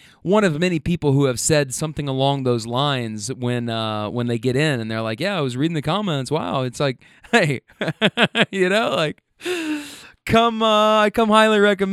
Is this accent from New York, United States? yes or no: no; Kentucky, United States; moved away; also born or lived in California; I'm from Kentucky